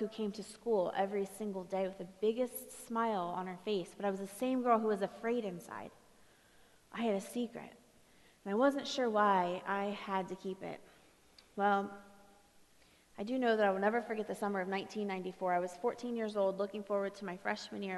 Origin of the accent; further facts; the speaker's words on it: Ohio, United States; I come from Ohio, and the place I'm from, we had one street light